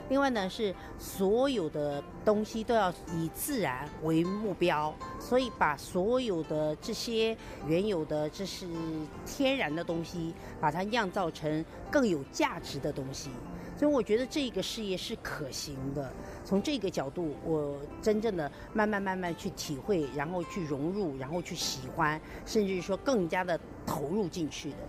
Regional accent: China; moved away as an adult; now in Taiwan; 我是从大陆来，我也算是大陆的女儿，台湾的媳妇

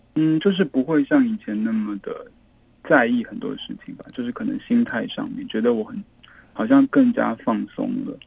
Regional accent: Yangzhou, Jiangsu, China; moved away; also born or lived in Beijing / Taiwan; 因为我在这里长大嘛，然后在北京念书，我到台湾之后

